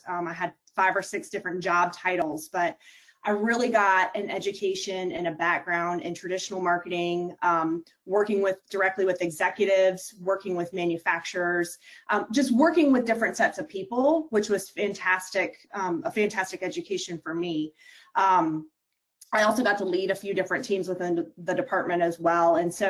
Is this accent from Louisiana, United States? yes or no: no; Ohio, United States; now in Clemson area, South Carolina, United States; So, you know, I grew up in Ohio